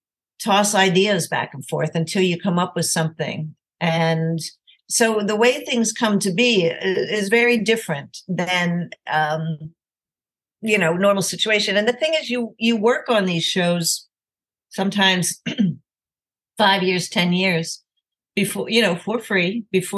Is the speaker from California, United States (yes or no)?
no; Delaware, United States; I grew up in Delaware, but I was very lucky that I grew up in a house filled with music.